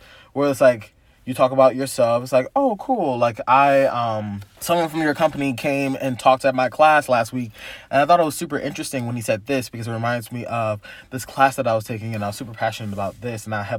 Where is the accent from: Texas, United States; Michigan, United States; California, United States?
California, United States; I'm like, oh, I'm from SoCal too. It's pretty dope.